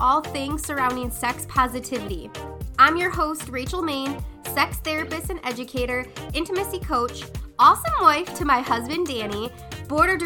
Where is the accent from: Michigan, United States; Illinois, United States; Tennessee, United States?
Michigan, United States; Dearborn Heights; the house that I grew up in Dearborn Heights